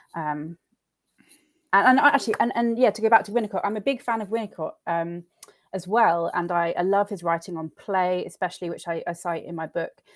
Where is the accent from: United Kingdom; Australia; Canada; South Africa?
United Kingdom; Suffolk, East of England; I grew up um, in a farmhouse in the middle of nowhere in Suffolk, which is a, a rural county about two hours away from London